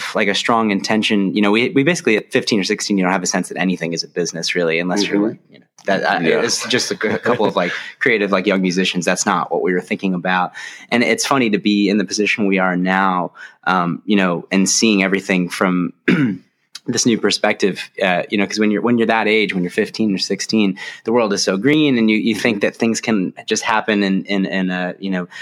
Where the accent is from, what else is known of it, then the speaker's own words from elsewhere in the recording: Buffalo, New York, United States; the three original members, which is myself, David Loss, who's our guitar player and keyboardist, and our bass player, Evan McFadden, all from Buffalo, New York, you know, born and raised there.